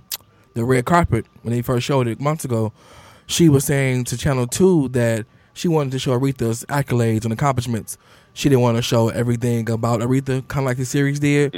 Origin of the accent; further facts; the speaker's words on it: United States; As an American people